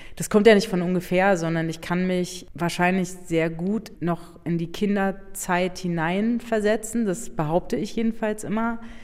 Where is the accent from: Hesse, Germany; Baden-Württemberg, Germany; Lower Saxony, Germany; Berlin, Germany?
Berlin, Germany; also born or lived in Brandenburg; ich bin nicht nur in Berlin aufgewachsen, sondern sondern meine Eltern, die haben ein Haus gebaut in Brandenburg